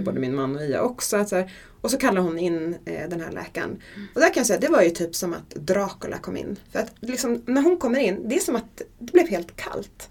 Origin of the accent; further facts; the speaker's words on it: Gotland, Sweden; Jag föddes på Gotland